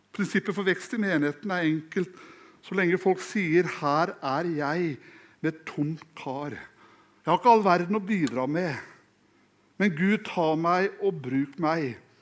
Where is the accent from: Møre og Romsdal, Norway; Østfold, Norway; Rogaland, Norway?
Østfold, Norway; Fredrikstad; jeg er fra Fredrikstad